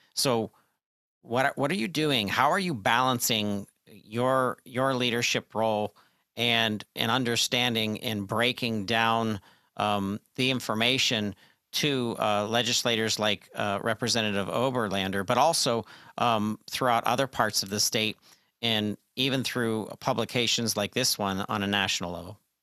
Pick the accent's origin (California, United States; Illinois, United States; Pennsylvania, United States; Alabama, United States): Pennsylvania, United States; my home state expertise, um, the great state of Pennsylvania